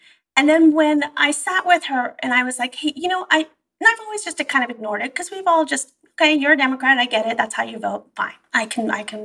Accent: Bay Area, California, United States; also born or lived in Iran; the heart of liberalism, which is the Bay Area now

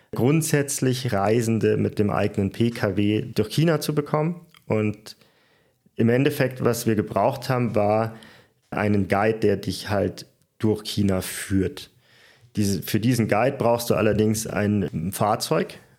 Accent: Germany; also born or lived in Munich; als Deutscher

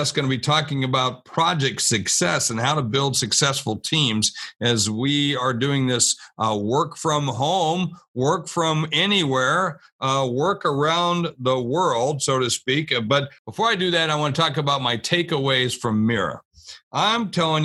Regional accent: Warner Robins, Georgia, United States; moved away; And so I grew up down in Warner Robins. My father was in the military

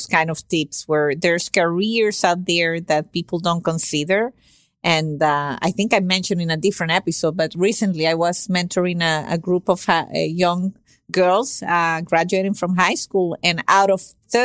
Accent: Venezuela; first language Spanish; English is a second language; now in United States; I'm from Venezuela originally, but I've been in the States for 25 years almost.

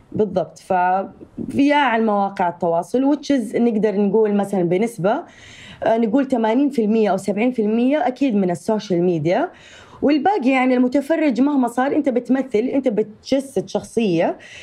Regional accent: Saudi Arabia; accent: Saudi; also born or lived in Jeddah; أنا نشأت وتربيت و آه وعشت طول حياتي في السعودية

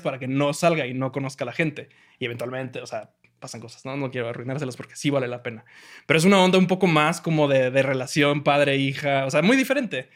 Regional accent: Mexico; como mexicano

